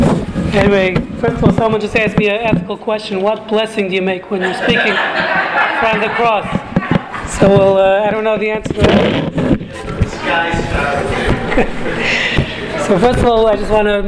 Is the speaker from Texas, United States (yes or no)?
yes; Houston, Texas, United States; I'm not local, I'm from Houston.